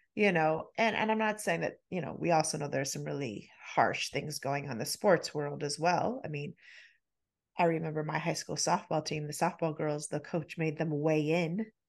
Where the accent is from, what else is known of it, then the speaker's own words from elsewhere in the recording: United States; we're in the U S, we're American